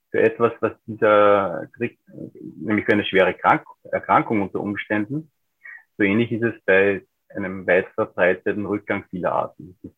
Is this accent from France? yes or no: no; Upper Austria, Austria; Ich bin aufgewachsen in Oberösterreich, im Alpenvorland, in einer Landschaft, die auch schon vor einigen Jahrzehnten